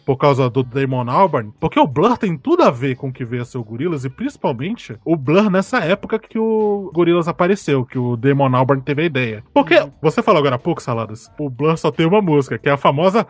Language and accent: Portuguese; Brazil; eu sou brasileiro